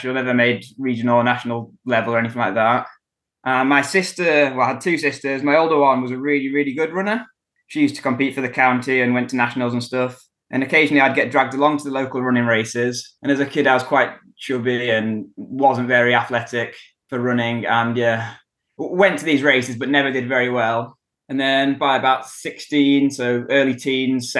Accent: Kendal, North West England, United Kingdom; moved away as an adult; now in Wrexham, United Kingdom; I was born in Kendal in Cumbria in the Lake District, North England. And that's where I grew up as well.

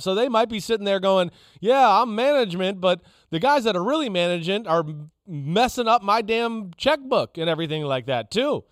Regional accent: New Jersey, United States; David Tyree, you know, I grew up around him in North Jersey

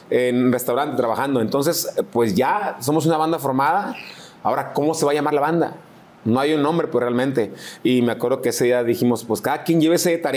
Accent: Mazatlán, Sinaloa, Mexico; Pues sí, somos de Mazatlán.

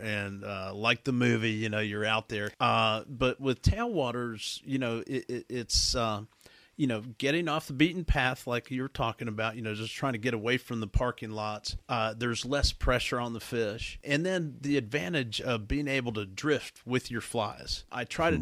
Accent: the South, United States; growing up in the South

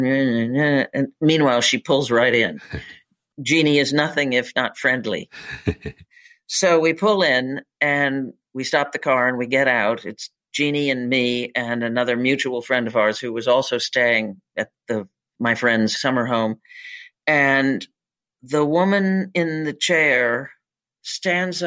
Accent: Northern Michigan, United States; moved away; I'm from Northern Michigan

